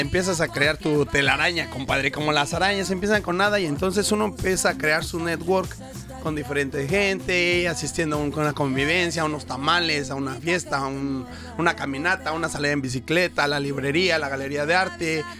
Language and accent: Spanish; Toluca, State of Mexico, Mexico; moved away as an adult; also born or lived in Metepec; now in Brisbane, Australia; Aunque vivía en Metepec, Estado de México, pero toda mi familia es de Ciudad de México. Pero yo nací en Toluca